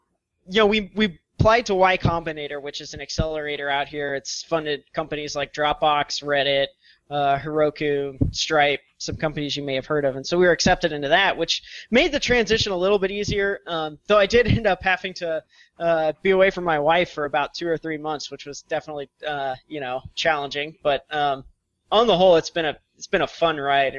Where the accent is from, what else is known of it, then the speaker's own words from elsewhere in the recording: Missouri, United States; We're just Midwest geeks, if you will, I guess. So we were all born and raised in Missouri. Met each other in school at the University of Missouri.